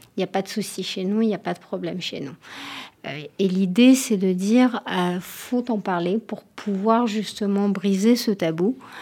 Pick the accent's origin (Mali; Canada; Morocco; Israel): Israel; Tel Aviv, Tel Aviv District; French is a second language; moved away as an adult; now in France; en France euh, depuis 4 ans, donc désolée si je fais des fautes de français à l'origine de Tel Aviv.